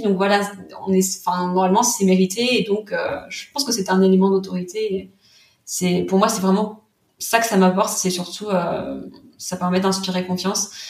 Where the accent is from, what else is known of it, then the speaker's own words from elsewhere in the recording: Vendée, Pays de la Loire, France; moved away as an adult; also born or lived in Nantes; Je venais de Vendée et euh, je voulais absolument voilà vivre et travailler à Nantes